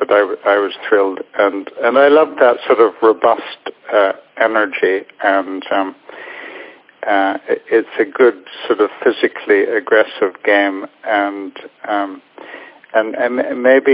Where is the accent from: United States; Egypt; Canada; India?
Canada; moved away; growing up in Canada